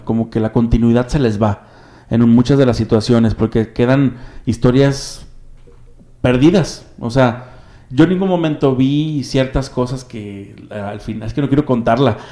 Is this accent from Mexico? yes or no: yes; Mexico; nos identificamos prácticamente como mexicanos